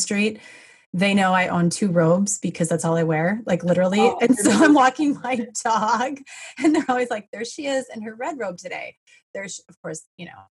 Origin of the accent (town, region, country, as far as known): Wisconsin, United States; now in California, United States